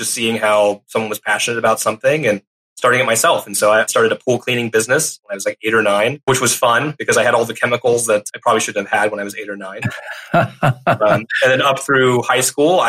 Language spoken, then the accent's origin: English; Longview, Texas, United States; I actually grew up on the same street as Matthew McConaughey in Longview, Texas